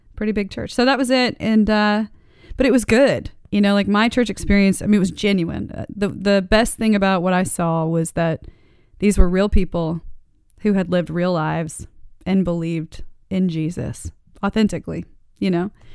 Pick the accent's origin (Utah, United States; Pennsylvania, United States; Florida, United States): Florida, United States; Daytona Beach; also born or lived in Texas / Dade City, Florida; ended up in Daytona Beach